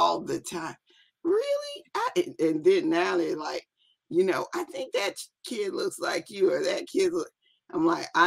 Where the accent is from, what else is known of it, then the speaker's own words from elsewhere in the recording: Biloxi, Mississippi, United States; I am hail from Biloxi, Mississippi